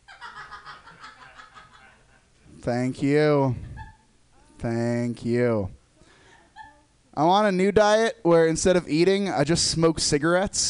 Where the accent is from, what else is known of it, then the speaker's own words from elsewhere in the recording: Los Angeles, California, United States; now in San Francisco, United States; I'm from Los Angeles